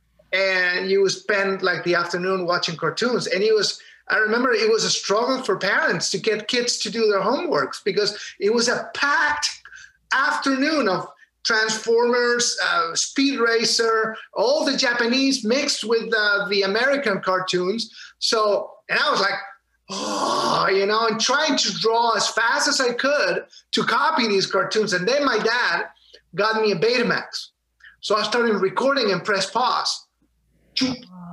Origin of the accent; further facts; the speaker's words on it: Valparaíso, Chile; moved away; In Chile. I grew up in Valparaiso, Chile, in the coast of the Pacific Ocean